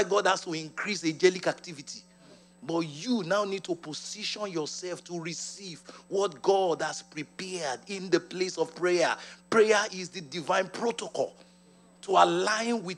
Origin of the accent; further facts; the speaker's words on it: Ibadan, Oyo, Nigeria; I grew up in Nigeria, and I'm proud of it.